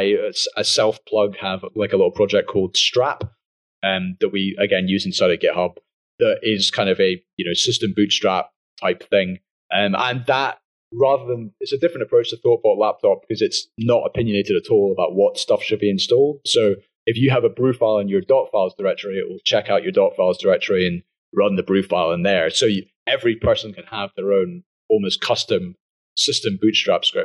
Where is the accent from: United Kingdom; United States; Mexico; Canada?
United Kingdom; I'm British